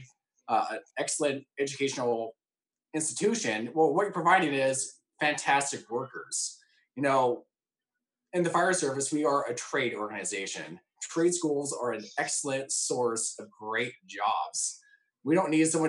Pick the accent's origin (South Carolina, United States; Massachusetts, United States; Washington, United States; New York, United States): Washington, United States; Puyallup; Growing up in the Puyallup School District, I can tell you, you know, my experience is I had a great educational experience.